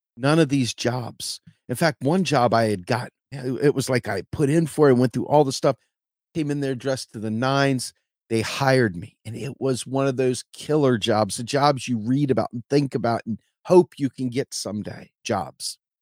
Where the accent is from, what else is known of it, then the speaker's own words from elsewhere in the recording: Washington, District of Columbia, United States; moved away as an adult; I was from Washington, D C.